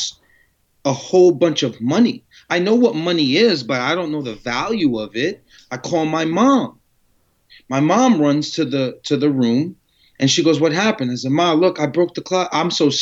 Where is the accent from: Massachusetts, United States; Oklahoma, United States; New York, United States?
New York, United States; Yonkers; also born or lived in Amman, Jordan / Paterson, New Jersey; we moved to Yonkers, New York, Carroll Avenue when I was about 5, 6 years old. And then ever since then, I've just been living in Yonkers.